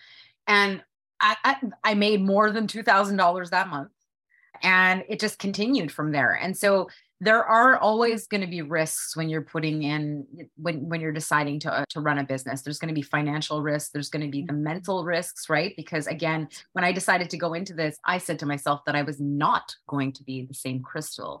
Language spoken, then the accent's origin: English; Canada; I'm a Canadian and I was trying to live the American dream